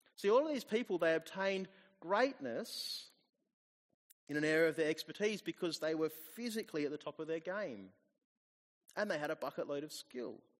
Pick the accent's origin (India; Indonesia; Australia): Australia; also born or lived in New Zealand; I moved here when I was about two years old, or just after turning two. So I am pretty much Australian